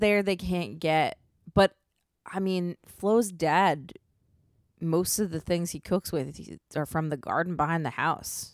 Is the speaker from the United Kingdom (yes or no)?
no; Maryland, United States; moved away as an adult; I'm from Maryland, and we have winter there, like, actual winter with snow